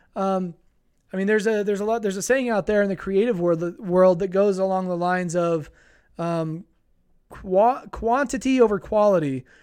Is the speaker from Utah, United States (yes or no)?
yes; Utah, United States; here in my hometown, we're a couple hours away from a city that has the Utah Jazz. It's called Salt Lake City